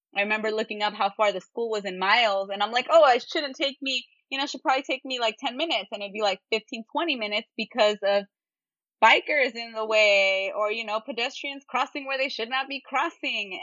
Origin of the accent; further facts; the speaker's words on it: San Jose, California, United States; now in Berkeley, United States; I just grew up around pho. I grew up around Vietnamese food because I'm from San Jose